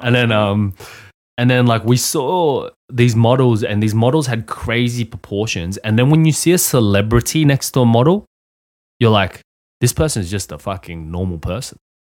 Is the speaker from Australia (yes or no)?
yes; Australia; When I was a child, uh, I grew up in Australia